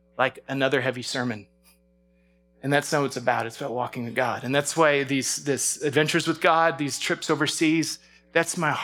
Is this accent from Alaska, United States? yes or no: yes; Alaska, United States; moved away; growing up in Alaska, earthquakes were part of our life